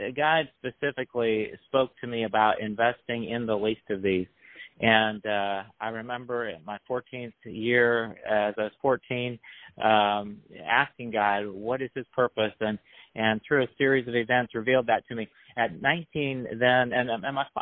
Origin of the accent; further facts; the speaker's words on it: Florida, United States; I was from Florida